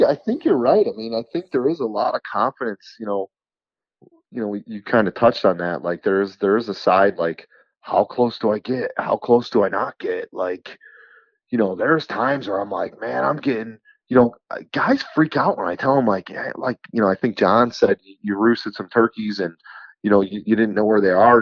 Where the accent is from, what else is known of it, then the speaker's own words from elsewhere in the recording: New York, United States; I'm from New York